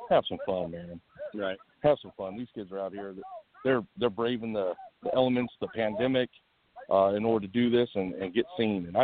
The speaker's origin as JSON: {"language": "English", "region": "Colorado", "country": "United States", "also_born_or_lived": "Western State College, Colorado", "moved": "as an adult", "lives_now": "South Carolina, United States", "said": "I'm originally from Colorado"}